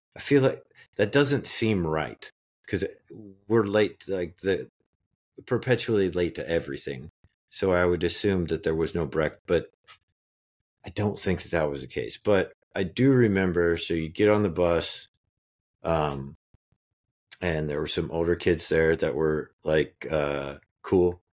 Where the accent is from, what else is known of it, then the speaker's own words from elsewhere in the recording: Phillipsburg, Kansas, United States; I was born in Phillipsburg, Kansas.